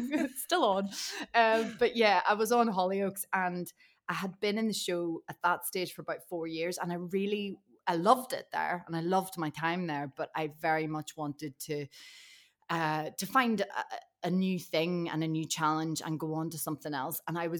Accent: Ireland; Loads of people I knew, and it's probably because I'm Irish as well.

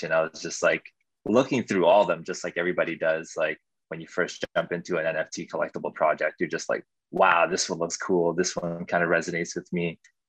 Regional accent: Winnipeg, Manitoba, Canada; I'm also from Canada, Winnipeg

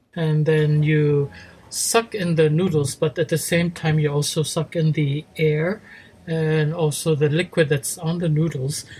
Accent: Philippines; moved away as an adult; now in Japan; I was born in the Philippines. Uh, my father was uh, a Chinese Spanish, my mother was uh, Filipino. Uh, but I came to Japan after high school

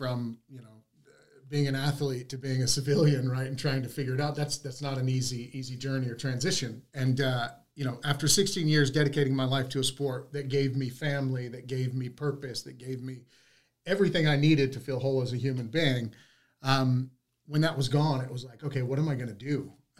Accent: Texas, United States; I was from Texas.

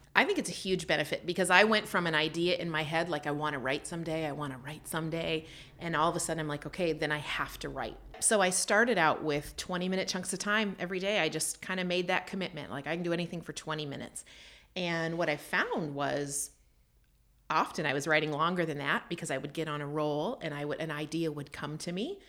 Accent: Canada; moved away as an adult; also born or lived in United States; I grew up in Canada and I came down to the States for university

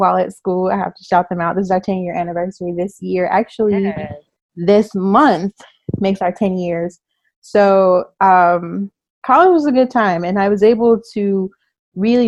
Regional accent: Chicago, Illinois, United States; moved away as an adult; also born or lived in San Francisco Bay Area, California; now in California, United States; I am from the Bay Area. I'm from Northern California. I moved to Chicago when I was in third grade. And then I moved back to California after college.

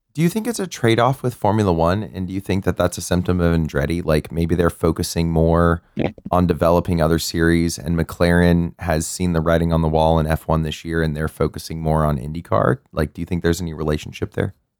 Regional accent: San Antonio, Texas, United States; I'm also from San Antonio

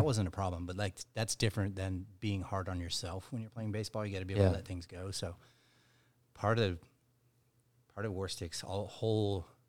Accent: Dallas, Texas, United States; also born or lived in Mississippi / Chicago; I'm from here. I'm from Dallas, Texas.

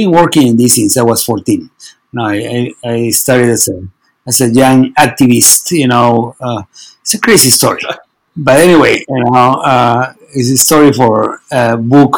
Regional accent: Peru; I'm from Peru

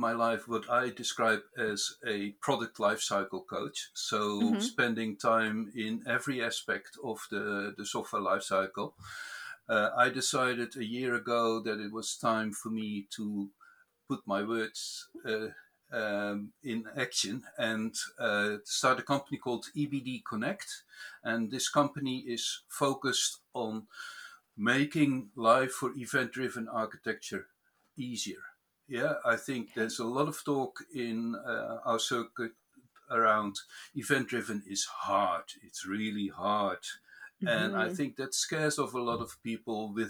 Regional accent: near Rotterdam, South Holland, Netherlands; moved away as an adult; now in New Zealand; I was born in the Netherlands and raised there in the neighborhood of Rotterdam.

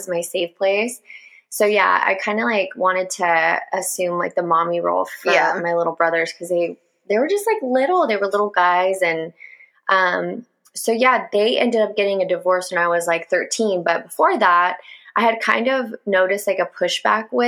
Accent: Upland, California, United States; I was born in Upland, California to my mother.

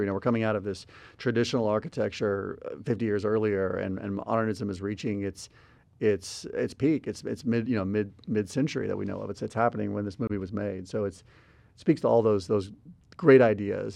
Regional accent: Albuquerque, New Mexico, United States; moved away; also born or lived in Houston; I grew up in Albuquerque before moving to Houston.

